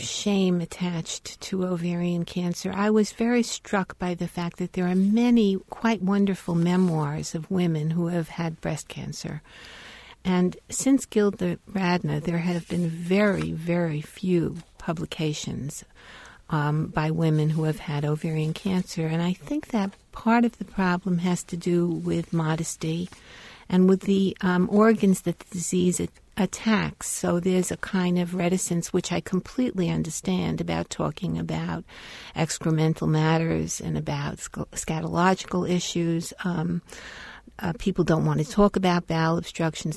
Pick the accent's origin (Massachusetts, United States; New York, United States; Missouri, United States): New York, United States; moved away as an adult; also born or lived in Chicago / Bloomington; I was born in Brooklyn, raised in New York